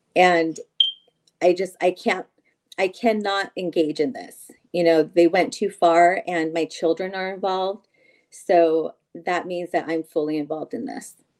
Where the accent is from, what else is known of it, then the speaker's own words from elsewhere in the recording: San Joaquin County, California, United States; I grew up in San Joaquin County